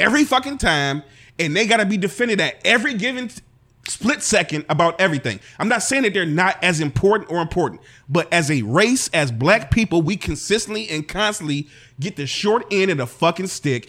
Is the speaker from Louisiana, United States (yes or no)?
no; East Cleveland, Ohio, United States; Hey, look, I'm from East Cleveland.